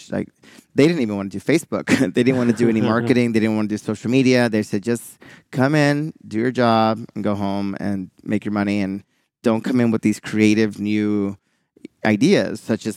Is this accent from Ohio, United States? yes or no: no; Houston, Texas, United States; I'm from Houston